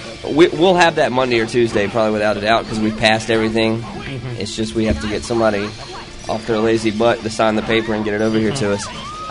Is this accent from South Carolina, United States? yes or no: yes; South Carolina, United States; From the whole thing, yeah. It was a small state, you know. It's my home state.